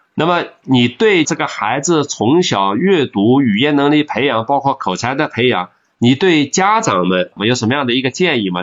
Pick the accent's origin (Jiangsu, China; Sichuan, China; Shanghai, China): Jiangsu, China; 我们江苏人讲吴语